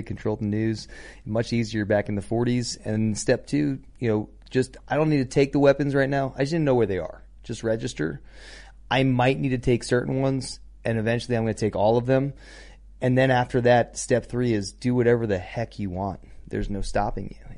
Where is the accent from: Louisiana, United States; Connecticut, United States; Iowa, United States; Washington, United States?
Connecticut, United States; moved away; home state of Connecticut